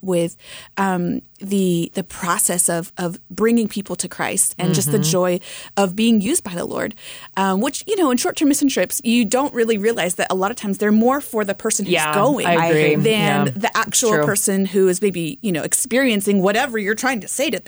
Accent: Florida, United States; moved away as an adult; now in Lima, Peru; I grew up in Florida.

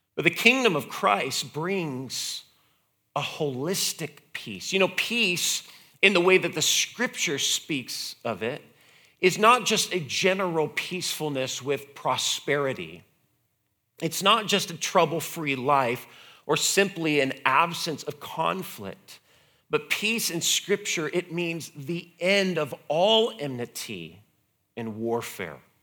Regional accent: United States; being an American

